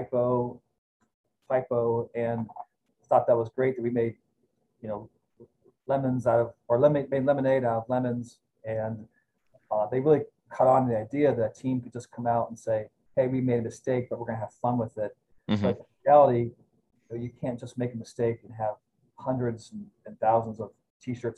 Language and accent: English; Cleveland, Ohio, United States; now in Lehigh Valley, United States; I'm from Ohio originally, near Cleveland